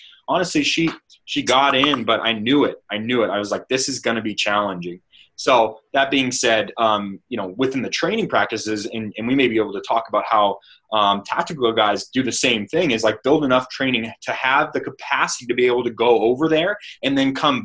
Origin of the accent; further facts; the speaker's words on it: Stockton, California, United States; I come from Stockton, California